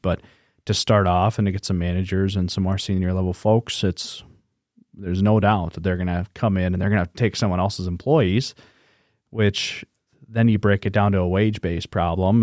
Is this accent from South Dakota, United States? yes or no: yes; Webster, South Dakota, United States; now in Sioux Falls, United States; I'm from Webster.